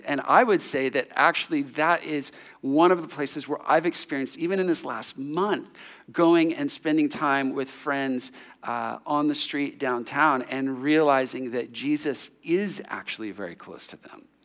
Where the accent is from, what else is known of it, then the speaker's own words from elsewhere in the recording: San Jose, California, United States; when I was sixteen, seventeen years old, growing up in San Jose, in the suburbs